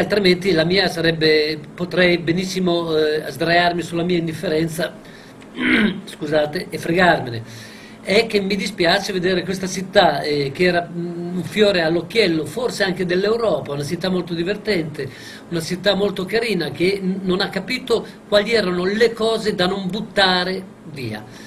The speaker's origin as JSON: {"language": "Italian", "town": "Bologna", "region": "Emilia-Romagna", "country": "Italy", "tie": "born or raised there", "also_born_or_lived": "Crevalcore", "said": "sono nato a Crevalcore, qui in provincia di Bologna"}